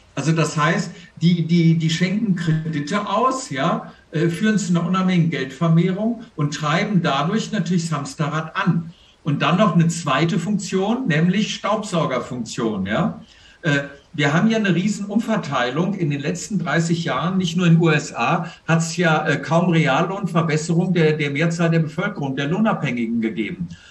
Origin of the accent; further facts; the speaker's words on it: Germany; als Deutsche